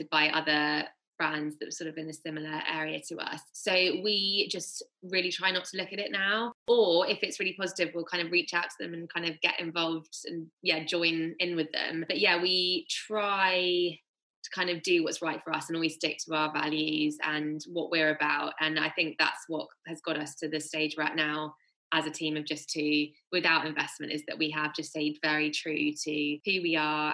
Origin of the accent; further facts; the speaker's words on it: Bath, South West England, United Kingdom; where we grew up in Bath